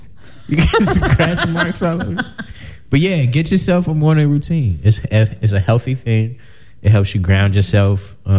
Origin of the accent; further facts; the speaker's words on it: South Suburbs of Chicago, Illinois, United States; I'm from the South Suburbs.